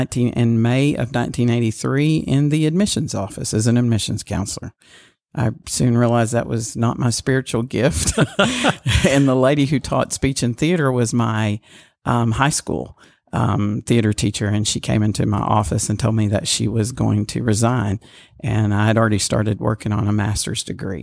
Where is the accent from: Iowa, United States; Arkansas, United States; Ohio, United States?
Arkansas, United States; Walnut Ridge; Yes. I didn't grow up on a farm, but I grew up in Walnut Ridge.